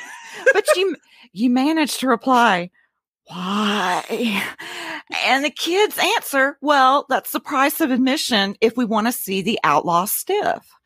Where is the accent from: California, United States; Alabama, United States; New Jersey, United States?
Alabama, United States; moved away as an adult; now in Nashville, United States; I was born and raised in Alabama